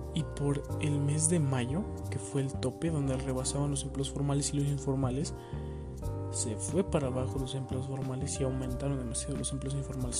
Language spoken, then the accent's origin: Spanish; Ixtapaluca, State of Mexico, Mexico; yo soy de aquí de México, güey. Del hermoso municipio de Ixtapaluca